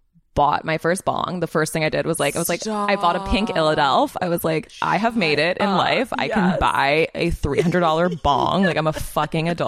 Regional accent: Philadelphia, Pennsylvania, United States; moved away; I grew up in Philadelphia

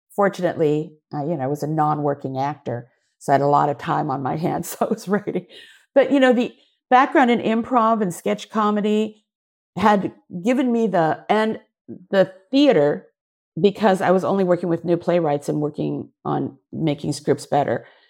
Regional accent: Seattle, Washington, United States; moved away; also born or lived in San Francisco / Japan; growing up in Seattle, I was half, not quite Japanese, not quite white

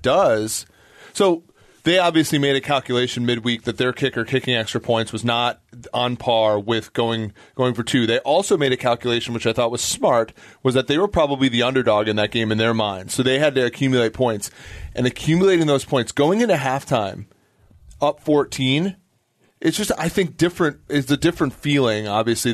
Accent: Minnesota, United States; my hometown Vikings

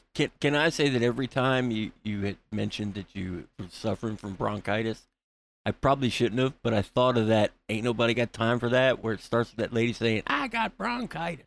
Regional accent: Florida, United States; I'm from Florida.

